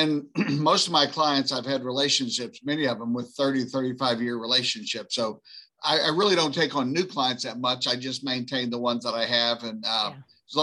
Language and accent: English; New Orleans, Louisiana, United States; I grew up right outside of New Orleans.